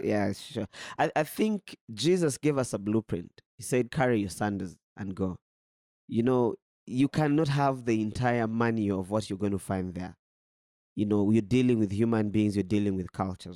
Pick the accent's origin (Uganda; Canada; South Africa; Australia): Uganda; moved away as an adult; now in Burundi; I come from Uganda